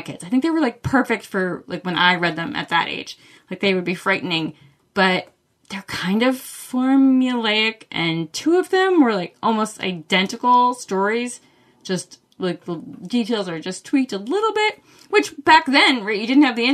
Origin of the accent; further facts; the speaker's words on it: Maine, United States; I'm from Maine